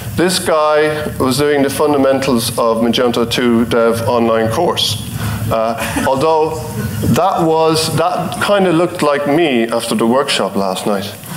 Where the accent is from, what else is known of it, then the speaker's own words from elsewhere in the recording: Ireland; I'm from Ireland